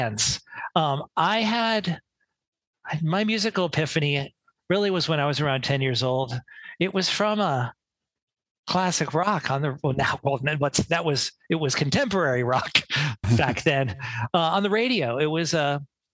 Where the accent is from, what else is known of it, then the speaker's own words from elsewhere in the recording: New York City, New York, United States; So I grew up around in New York City in the 70s